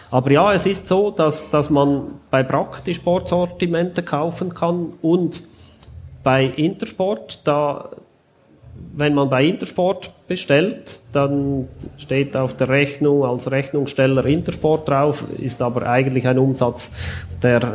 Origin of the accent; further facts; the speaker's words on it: Switzerland; weil wir als Schweizer sogar teurer versenden müssen, als wenn das aus dem Ausland kommt.